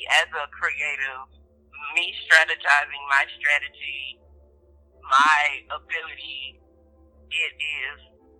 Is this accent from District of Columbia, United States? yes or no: no; Baton Rouge, Louisiana, United States; I am from Baton Rouge, Louisiana